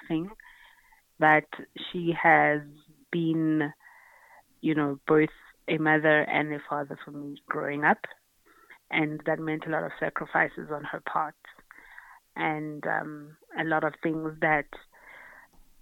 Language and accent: English; Grahamstown, Eastern Cape, South Africa; I'm from the Eastern Cape, Grahamstown. That's where I was born and bred and grew up.